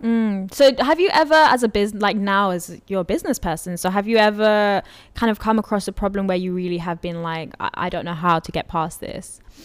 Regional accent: London, United Kingdom; I'm from Brent

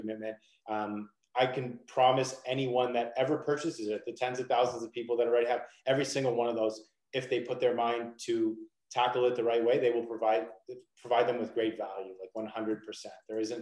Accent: Toronto, Ontario, Canada; I'm from Canada, I'm from Toronto

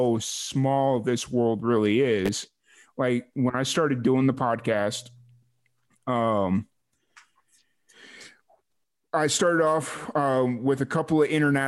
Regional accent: Waco, Texas, United States; I was linked right back into my hometown

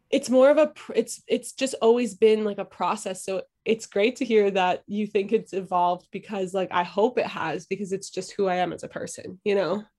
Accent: Philadelphia, Pennsylvania, United States; now in Brooklyn, United States; I was born and raised in Philadelphia in, um, in, like, Northeast Philly

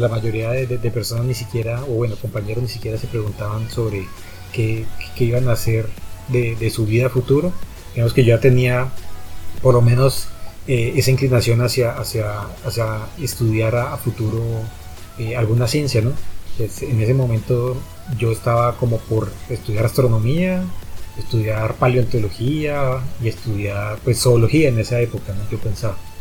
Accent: Popayán, Cauca, Colombia; also born or lived in Bogotá; yo soy bogotano, pero pues toda la vida me crié aquí en Popayán

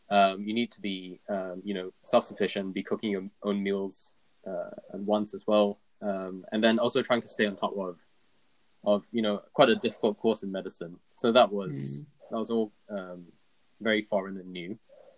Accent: Singapore; Singapore, as a British colony, gets a lot of like British media. So I grew up like kind of watching BBC things

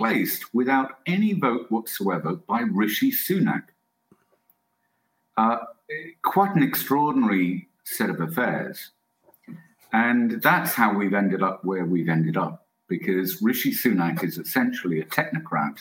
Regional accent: England, United Kingdom; I'm English

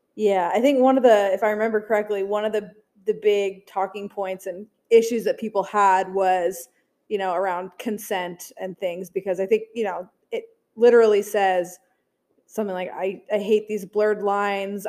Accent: Alaska, United States; moved away; I grew up in Alaska, so their concerts were few and far between

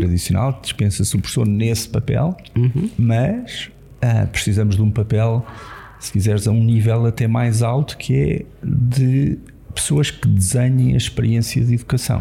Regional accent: Lisbon, Portugal; cresci em Lisboa

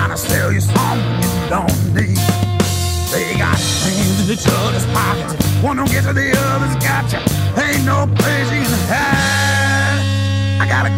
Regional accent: Toowoomba, Queensland, Australia; I grew up in Toowoomba and that's where I come from.

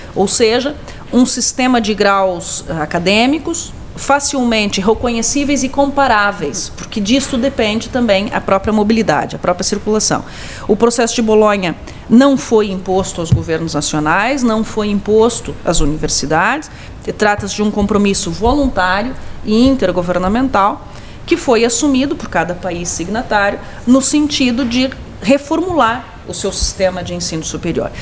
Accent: Brazil; moved away

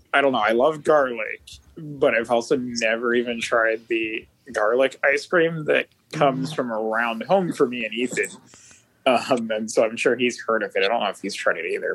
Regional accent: San Jose, California, United States; I am from San Jose, California

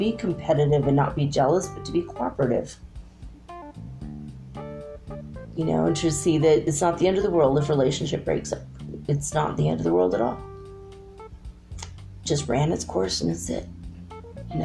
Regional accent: United States; I'm an American

